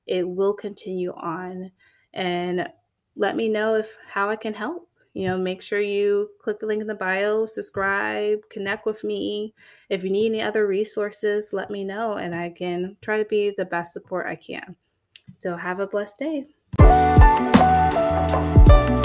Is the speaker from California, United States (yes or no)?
no; Florida, United States; I'm from Florida. I'm a Florida girl, born and raised.